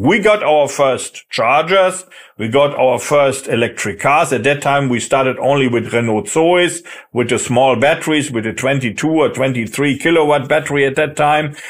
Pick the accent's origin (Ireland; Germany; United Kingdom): Germany; moved away as an adult; now in France; I'm German, but I'm also French. Uh, so I'm spent here 16 years in France, even more if I count my studying time here